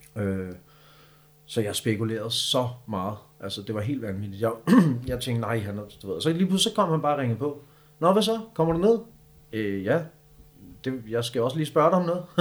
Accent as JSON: {"language": "Danish", "town": "Copenhagen", "region": "Capital Region of Denmark", "country": "Denmark", "tie": "born or raised there", "also_born_or_lived": "Østerbro", "said": "hvor er du fra? Så siger jeg bare Amager."}